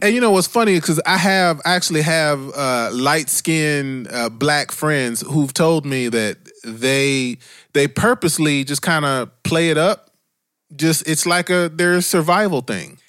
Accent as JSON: {"language": "English", "town": "Dayton", "region": "Ohio", "country": "United States", "tie": "born or raised there", "moved": "yes", "said": "I grew up in Dayton, Ohio"}